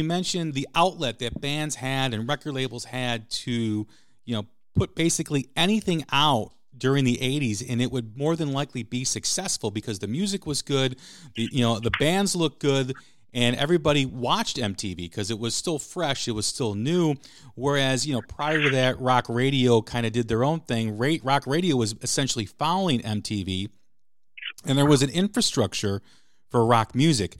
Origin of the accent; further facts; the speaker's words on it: Chicago, Illinois, United States; I'm from Chicago